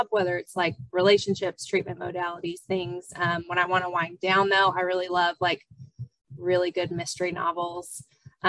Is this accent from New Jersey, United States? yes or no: no; Comanche, Texas, United States; moved away as an adult; now in Austin, United States; I am born and raised in Texas, originally from Comanche, but currently live in Austin